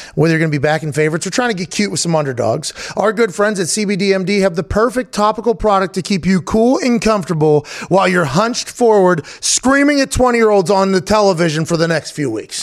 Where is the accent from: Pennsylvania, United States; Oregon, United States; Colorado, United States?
Pennsylvania, United States; Pittsburgh; now in Indiana, United States; I grew up in Pittsburgh